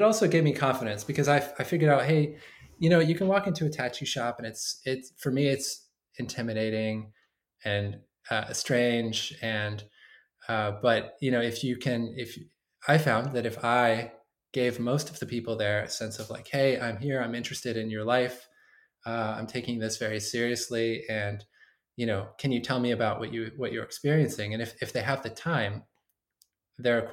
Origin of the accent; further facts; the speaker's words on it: Bakersfield, California, United States; I came from Bakersfield